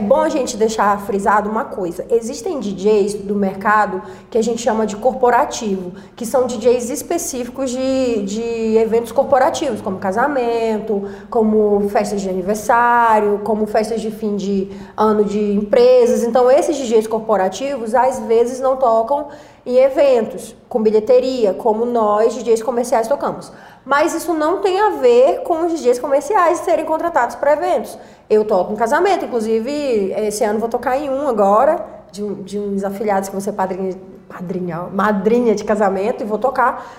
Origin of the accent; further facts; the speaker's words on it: Macapá, Amapá, Brazil; moved away as an adult; also born or lived in São Paulo; now in Goiás, Brazil; lá na minha cidade, em Macapá